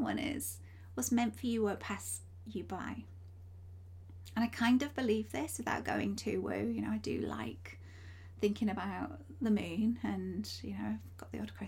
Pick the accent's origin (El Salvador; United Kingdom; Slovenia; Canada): United Kingdom; Yorkshire and the Humber; I come from Yorkshire. You probably can hear it in my accent